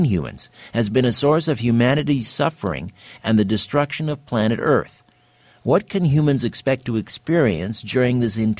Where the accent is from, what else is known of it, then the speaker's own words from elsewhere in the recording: Brantford, Ontario, Canada; my hometown of Brantford